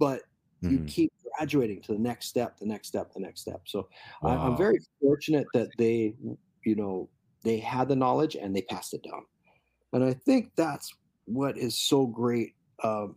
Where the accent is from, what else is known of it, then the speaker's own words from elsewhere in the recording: Kailua, Hawaii, United States; growing up in Kailua and riding Shorebreak